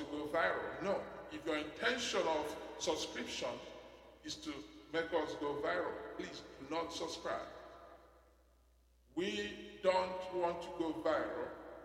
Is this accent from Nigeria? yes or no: yes; Nigeria; I'm a citizen of heaven, made in heaven, assembled in Nigeria, and dispatched to my generation